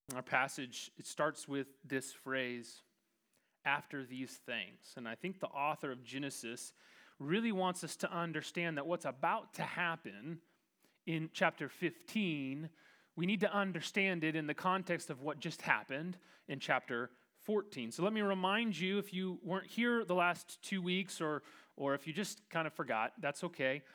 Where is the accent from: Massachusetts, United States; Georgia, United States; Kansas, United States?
Kansas, United States; as a proud Kansan